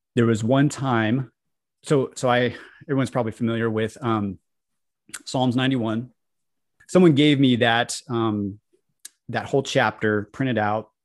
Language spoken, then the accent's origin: English; Colorado, United States; I grew up in the Baptist church in Colorado